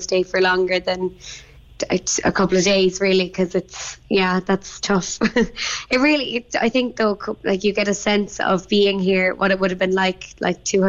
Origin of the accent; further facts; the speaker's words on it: Bandon, Munster, Ireland; I'm from Bandon